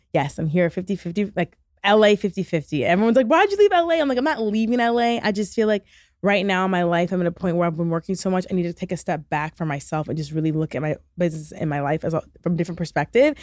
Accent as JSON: {"language": "English", "region": "Michigan", "country": "United States", "also_born_or_lived": "New York", "moved": "as an adult", "lives_now": "Los Angeles, United States", "said": "I'm from Michigan"}